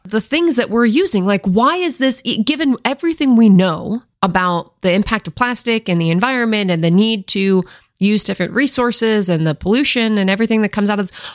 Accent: Washington, United States; I grew up in Washington State in the Pacific Northwest area

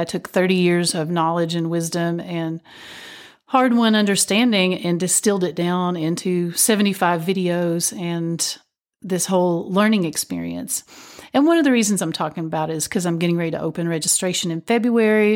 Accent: Whitesburg, Kentucky, United States; When I was growing up, there was a lot of dance, uh, still going on in my hometown of Whitesburg, Kentucky.

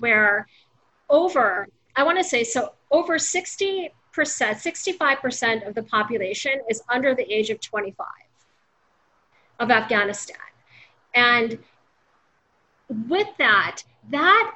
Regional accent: United States

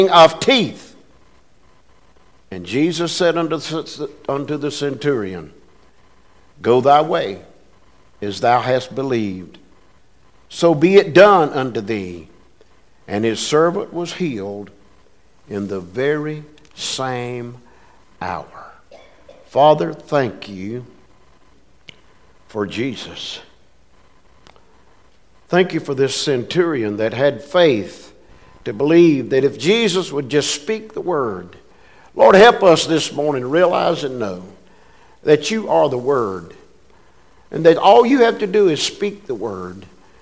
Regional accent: United States; I was born in America. I could have been born overseas, but I was born in America

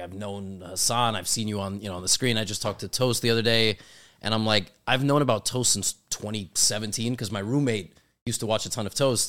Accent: New York City, New York, United States; I'm born and raised in New York City

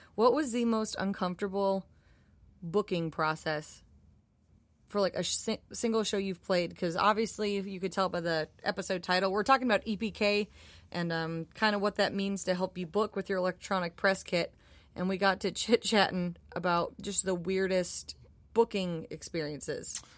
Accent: Minneapolis, Minnesota, United States; moved away; I'm from Minneapolis, and I was eighteen years old.

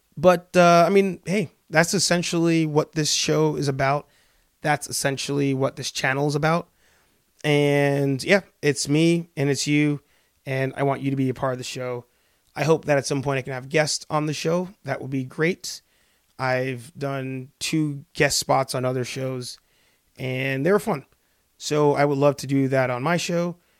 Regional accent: New York, United States; moved away as an adult; also born or lived in Spanish Harlem, New York; now in Boston, United States; born and raised in the Bronx in New York

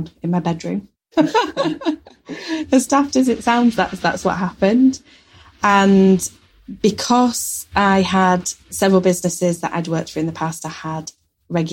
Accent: Yorkshire and the Humber, United Kingdom; we're from Yorkshire and we know Yorkshire very well

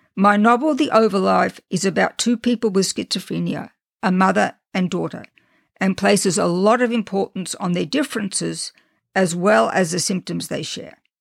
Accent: Australia; accent: Australian; also born or lived in England / France; now in United States; I was born and raised in Australia, and I did nothing to try to get rid of my Australian accent

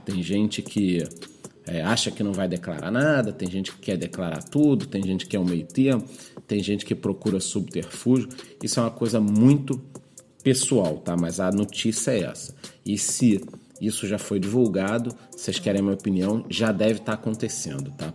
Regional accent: Brazil; eu como brasileiro

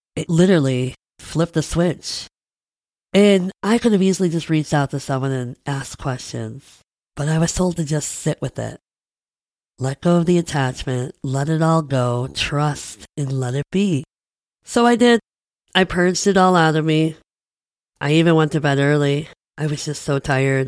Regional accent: Midwest, United States; I'm a Midwesterner

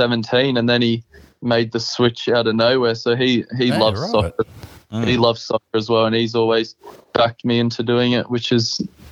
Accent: England, United Kingdom; Growing up, I was obsessed over in the UK

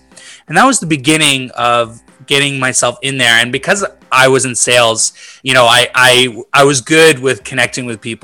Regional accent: Vancouver, British Columbia, Canada; moved away as an adult; now in Montreal, Canada; my whole life, I grew up in Vancouver

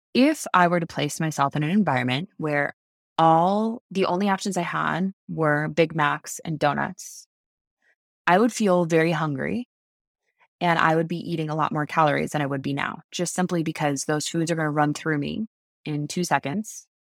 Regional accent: United States; I'm American

